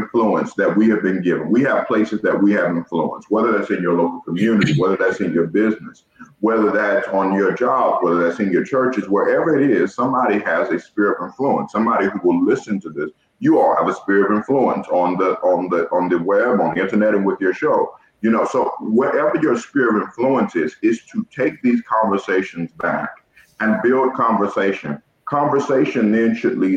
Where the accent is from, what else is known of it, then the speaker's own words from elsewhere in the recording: Georgia, United States; now in Ohio, United States; I'm from the South. I'm from Georgia.